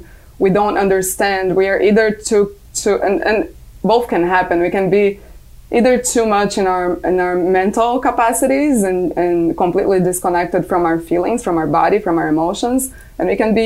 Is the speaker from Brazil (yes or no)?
yes; Brazil; moved away; I'm from Brazil originally.